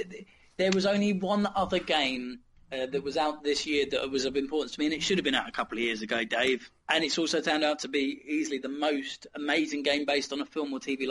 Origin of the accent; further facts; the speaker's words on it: United Kingdom; Yeah, sure, we're British, mate. We don't give a fuck.